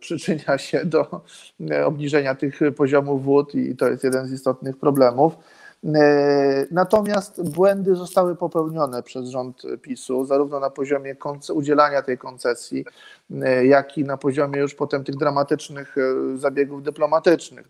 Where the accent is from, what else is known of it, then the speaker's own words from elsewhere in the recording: Turów region, Lower Silesian Voivodeship, Poland; pochodzę z tego regionu, wychowałem się w tym regionie, połowa rodziny pracowała w Turowie